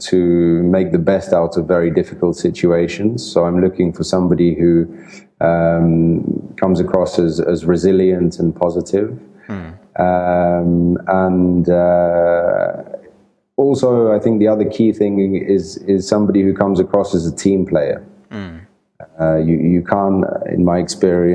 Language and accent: English; England, United Kingdom; also born or lived in Italy; I'm Italian, and I grew up in England. My family moved to England when I was 2 years old, so I grew up in the UK